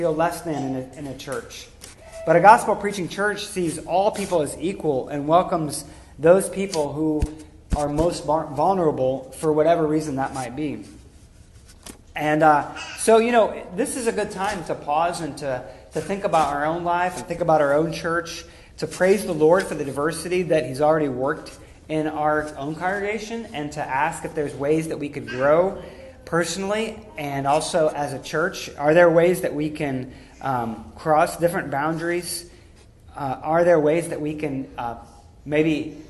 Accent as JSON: {"language": "English", "town": "Pittsburgh", "region": "Pennsylvania", "country": "United States", "said": "we're all Pittsburghers here, we're all going to have a similar culture"}